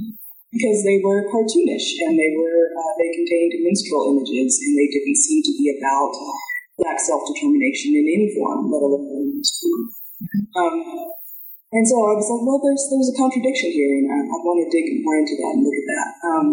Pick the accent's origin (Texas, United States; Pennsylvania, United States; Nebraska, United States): Texas, United States; Dallas; moved away as an adult; also born or lived in California; I was brought up in Dallas, Texas. Then I went to California for undergrad.